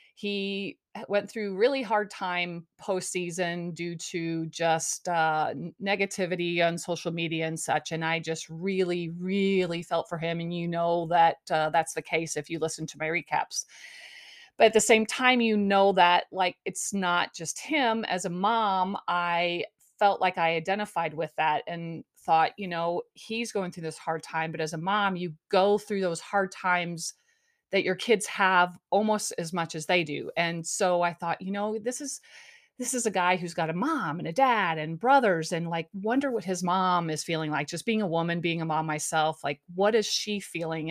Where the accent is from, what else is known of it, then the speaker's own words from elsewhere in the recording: Missouri, United States; moved away; I'm originally from Missouri